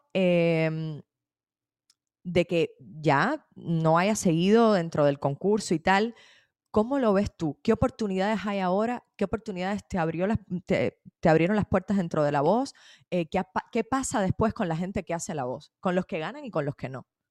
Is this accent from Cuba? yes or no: yes; Cuba; cómo somos los cubanos